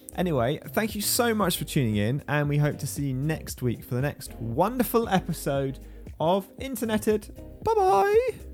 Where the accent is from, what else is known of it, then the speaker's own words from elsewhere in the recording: United Kingdom; I'm British